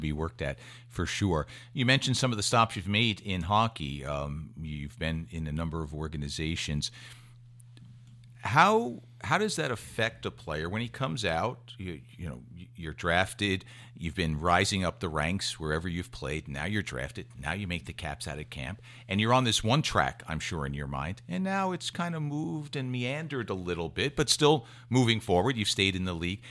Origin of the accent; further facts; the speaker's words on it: Westfield, United States; my hometown, Westfield